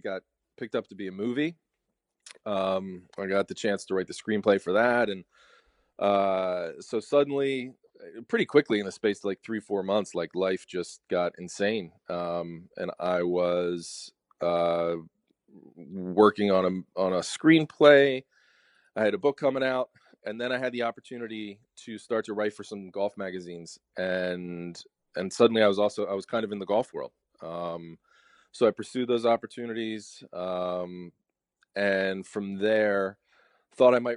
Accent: Media, Pennsylvania, United States; also born or lived in Philadelphia, United States / Devon, Pennsylvania, United States; I'm from Philadelphia, just outside of Philadelphia. I grew up in a place called Media, Pennsylvania

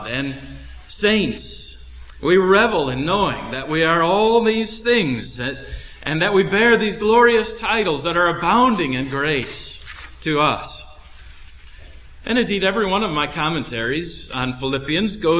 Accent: United States; as American Christians

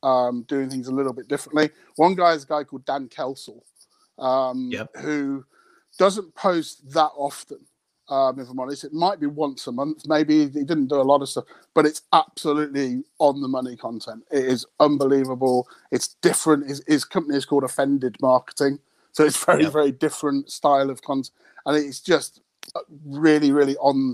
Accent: United Kingdom; my British sense of humour

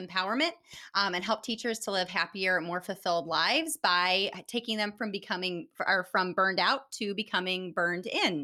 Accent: Florida, United States; now in Indiana, United States; I was born in Florida

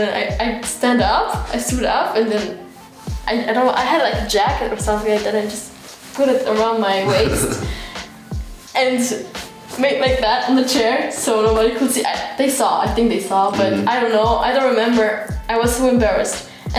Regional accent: Freiburg, Baden-Württemberg, Germany; English is a second language

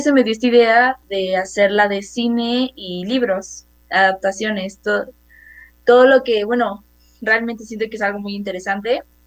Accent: Mexico City, Mexico; yo tengo 13 años, eh, soy de la Ciudad de México

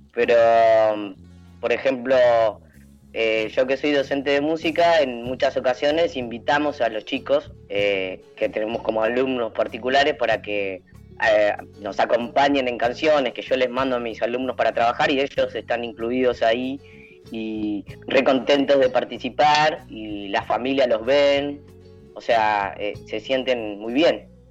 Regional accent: Elisa, Santa Fe, Argentina; yo soy de Elisa, Santa Fe

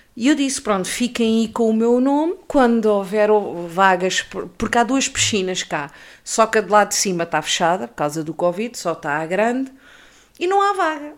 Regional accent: Peniche, Centro, Portugal; Eu cresci no Baleal

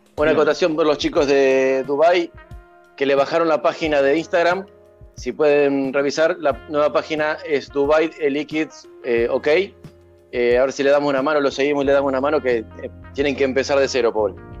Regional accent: Santa Fe, Argentina; yo soy de Santa Fe

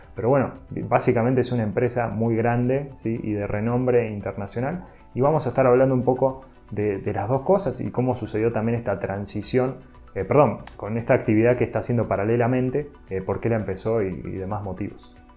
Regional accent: Rosario, Santa Fe, Argentina; Soy de Rosario

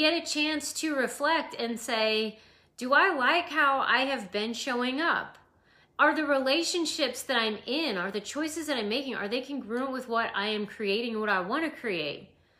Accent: Idaho, United States; I used to be an Idahoan, and now I'm a Californian.

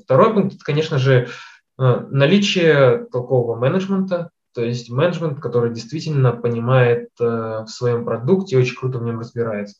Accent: Kazakhstan; я родился в Казахстане, учился в математической школе

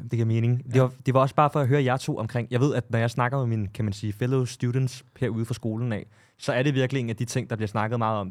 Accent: Copenhagen, Capital Region of Denmark, Denmark; jeg er jo selv fra Amager

